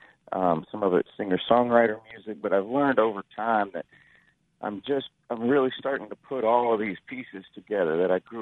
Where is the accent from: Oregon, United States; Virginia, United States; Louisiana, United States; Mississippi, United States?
Mississippi, United States; Florence; moved away as an adult; now in Texas, United States; I grew up in Florence and graduated in 1993, and I live in Texas now